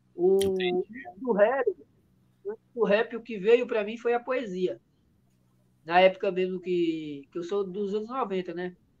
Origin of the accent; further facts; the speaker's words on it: Carinhanha, Bahia, Brazil; accent: baiano; also born or lived in Minas Gerais; now in São Paulo, Brazil; eu fui adotado e ainda criança, ainda eu fui para a Bahia, fui morar na Bahia